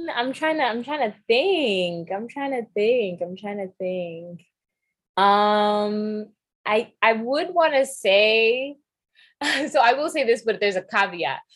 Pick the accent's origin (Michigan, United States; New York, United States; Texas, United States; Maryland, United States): New York, United States; also born or lived in England / Nairobi, Kenya; I was raised in New York